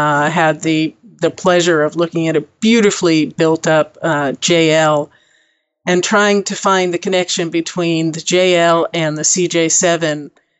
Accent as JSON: {"language": "English", "region": "New York", "country": "United States", "tie": "born there", "also_born_or_lived": "Texas / New Mexico / California", "moved": "as an adult", "said": "I was born in New York. Traveled a lot. I left with a backpack, literally. When I was 18, traveled around the world."}